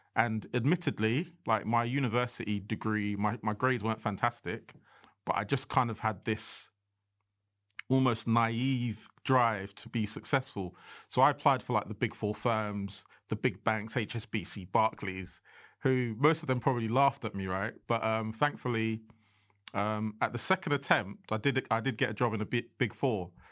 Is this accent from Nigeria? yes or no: yes; Nigeria; I'm unapologetically Nigerian